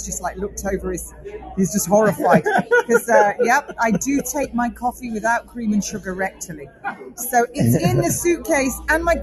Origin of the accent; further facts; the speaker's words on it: United Kingdom; I'm a Brit.